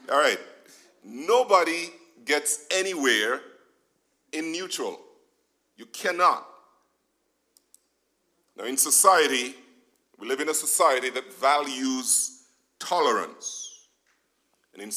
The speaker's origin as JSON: {"language": "English", "region": "Nevis", "country": "St. Kitts & Nevis", "tie": "born or raised there", "moved": "yes", "said": "Now, growing up in Nevis"}